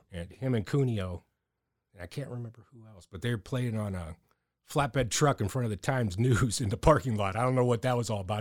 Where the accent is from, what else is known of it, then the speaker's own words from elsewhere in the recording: Erie, Pennsylvania, United States; growing up in Erie, being a punk rock dude on the streets